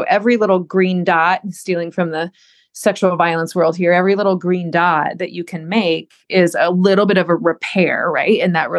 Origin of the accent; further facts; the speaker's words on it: Southern United States, United States; I was raised in the South, raised in a religious military home